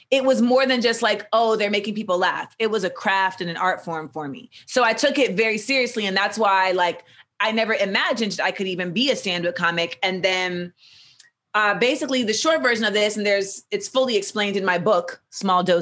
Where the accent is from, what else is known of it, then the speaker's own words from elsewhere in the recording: the South, United States; And even though like I'm, I grew up in the South and I love trap.